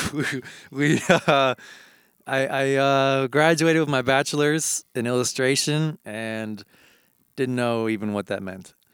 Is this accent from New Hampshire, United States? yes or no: yes; New Hampshire, United States; moved away; I grew up in New Hampshire